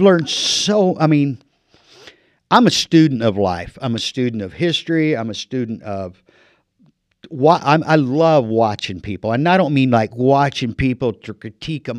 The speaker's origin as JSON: {"language": "English", "region": "Illinois", "country": "United States", "tie": "born or raised there", "moved": "as an adult", "lives_now": "Marana, United States", "said": "land of Lincoln guy. I've been in the desert for 30 years, but I was born in Illinois"}